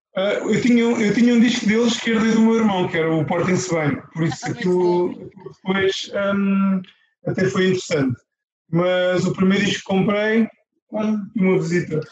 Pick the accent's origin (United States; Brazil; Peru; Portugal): Portugal; Loulé, Algarve; eu sou de Lolé, do Algarve